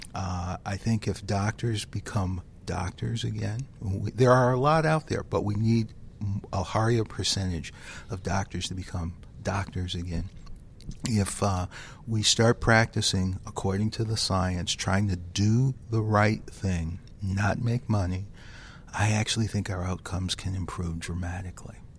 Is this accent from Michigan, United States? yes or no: yes; Detroit, Michigan, United States; I grew up in the inner city of Detroit